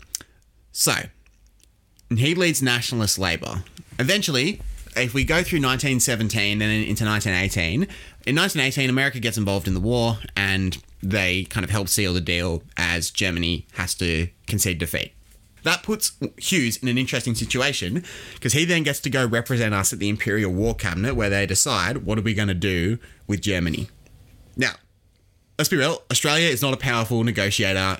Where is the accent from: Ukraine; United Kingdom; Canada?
United Kingdom; as a British person